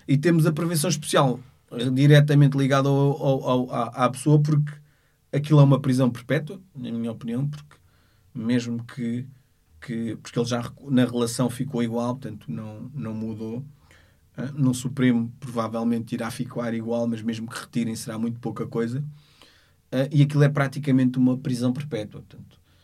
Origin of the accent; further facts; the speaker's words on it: Portugal; nasci em Portugal, sou filho de, de, de, de africanos